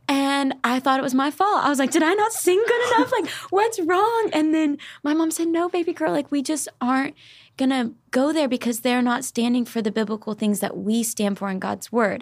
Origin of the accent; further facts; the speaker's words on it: Arkansas, United States; moved away as an adult; also born or lived in Tennessee; now in Nashville, United States; I was born and raised in Arkansas for the first eighteen years of my life